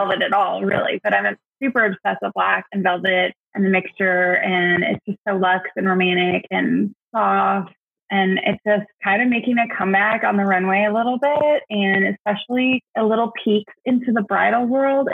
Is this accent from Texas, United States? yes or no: yes; Dallas, Texas, United States; moved away as an adult; also born or lived in Fayetteville, Arkansas; now in Little Rock, United States; I moved back to home, my hometown, Dallas